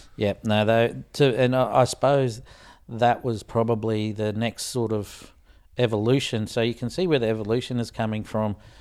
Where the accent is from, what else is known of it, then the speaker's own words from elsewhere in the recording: Australia; being Australian